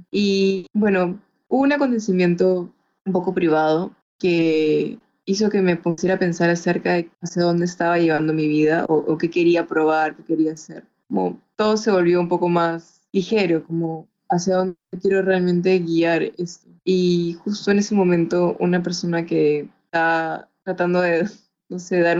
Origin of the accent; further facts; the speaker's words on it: Chiclayo, Lambayeque, Peru; also born or lived in Lima; Ah, bueno, pasa que yo crecí en Chiclayo. Eh, mi papá lo mandó a la base de Chiclayo y crecí ahí.